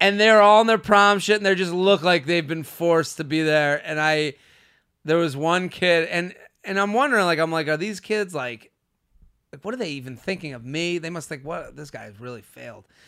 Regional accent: outside of Boston, Massachusetts, United States; I'm from Boston

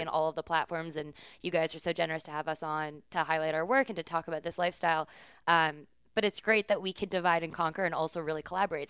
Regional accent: San Francisco, California, United States; moved away as an adult; also born or lived in upstate New York; I am from San Francisco, California. I grew up on the West Coast

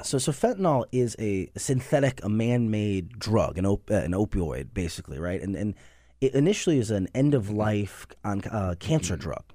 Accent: Cleveland, Ohio, United States; Cleveland, which is my hometown

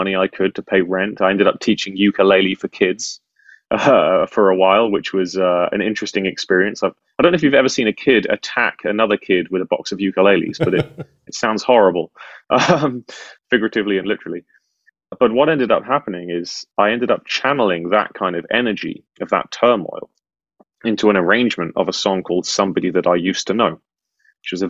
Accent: United Kingdom; as a Brit

